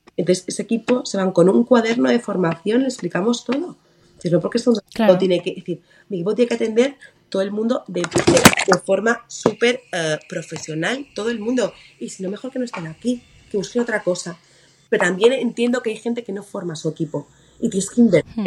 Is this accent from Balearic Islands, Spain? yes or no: yes; Mallorca, Balearic Islands, Spain; now in Madrid, Spain; yo soy mallorquina